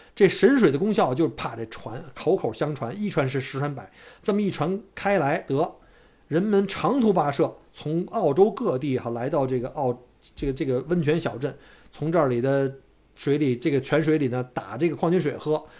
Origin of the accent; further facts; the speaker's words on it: Beijing, China; now in Melbourne, Australia; 在北京长大